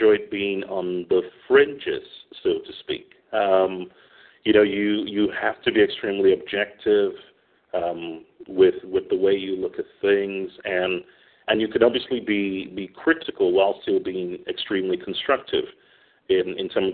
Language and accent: English; England, United Kingdom; moved away as an adult; also born or lived in Manchester / London; now in Stockholm, Sweden; I'm from the UK. I was born in England.